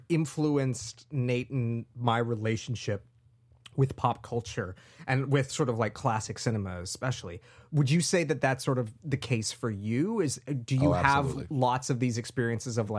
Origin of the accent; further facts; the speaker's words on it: Canada; growing up in the 90s in Canada